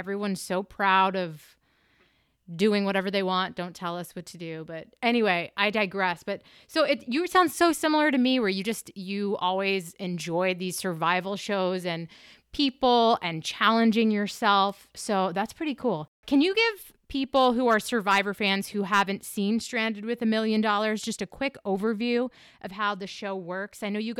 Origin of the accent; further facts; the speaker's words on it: New Hampshire, United States; moved away; I'm originally from New Hampshire.